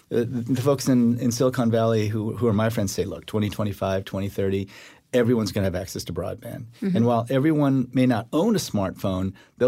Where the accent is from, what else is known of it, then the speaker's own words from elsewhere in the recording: South Korea; born there; Because South Korea, when I was born in 1959 in South Korea, the World Bank would not give a loan to South Korea